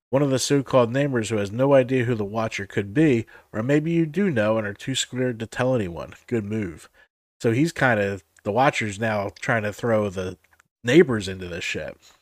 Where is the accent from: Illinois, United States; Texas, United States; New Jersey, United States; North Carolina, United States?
New Jersey, United States; we're both from Jersey.